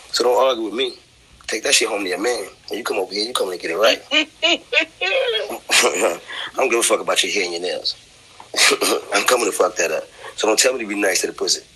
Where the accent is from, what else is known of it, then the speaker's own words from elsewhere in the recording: New York City, New York, United States; I'm from Brooklyn